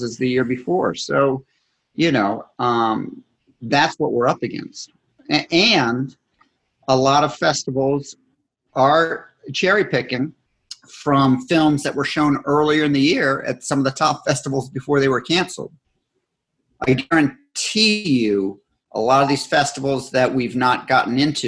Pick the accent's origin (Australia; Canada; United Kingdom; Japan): United Kingdom; Scotland; I'm Scottish